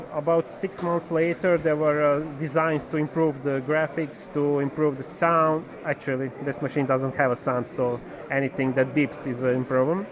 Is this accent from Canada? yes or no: no; Serbia; I'm from Serbia